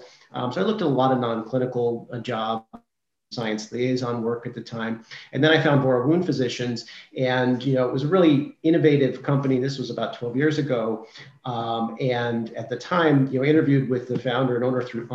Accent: Seattle, Washington, United States; moved away as an adult; also born or lived in Massachusetts / Maine / Virginia; So I'm originally from Seattle, Washington, and worked my way east over the years.

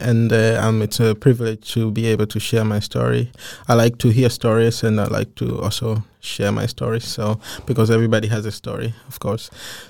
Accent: Germany; now in Denmark; Well, as a child, I grew up in Germany with my whole family.

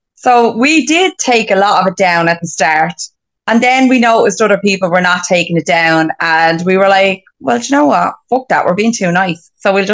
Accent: Glendalough, Leinster, Ireland; I'm from Glendalough.

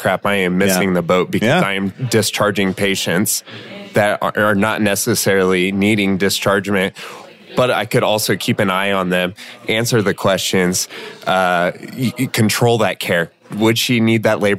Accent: Elkhorn, United States; my hometown, Elkhorn

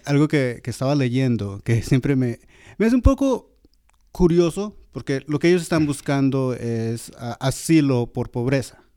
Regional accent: Georgia, United States; moved away; yo cuando vivía en Georgia, que es donde crecí, en Georgia

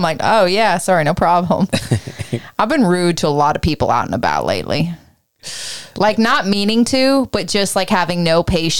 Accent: Canada; I spent my That's whole life being Canadian and a girl and a people pleaser with some built-in traumatic energy.

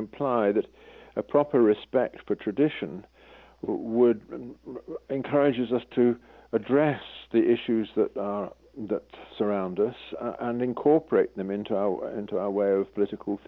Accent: England, United Kingdom; an Englishman

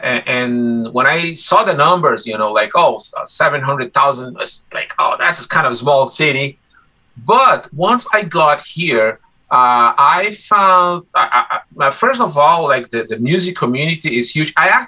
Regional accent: Rio de Janeiro, Brazil; first language Portuguese; English is a second language; moved away as an adult; also born or lived in Guatemala; now in Winnipeg, Canada; I am from Rio de Janeiro, Brazil, and I'm a musician. I've lived in Canada for 15 years now

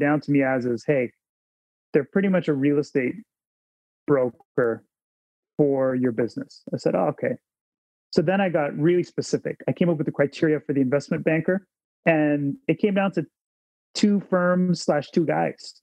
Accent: Toronto, Ontario, Canada; I'm a kid from Scarborough

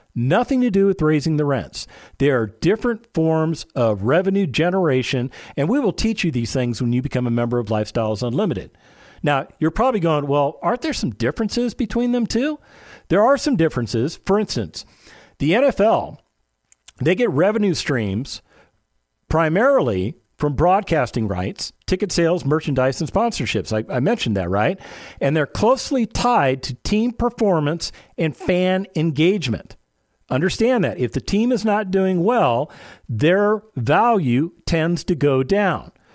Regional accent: Las Vegas, Nevada, United States; now in San Antonio, United States; My hometown of Las Vegas, Nevada

